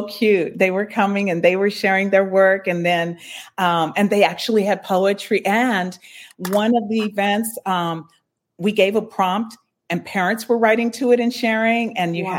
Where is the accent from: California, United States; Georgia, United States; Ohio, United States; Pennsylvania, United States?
California, United States; San Bernardino; growing up in San Bernardino, I was a latchkey kid.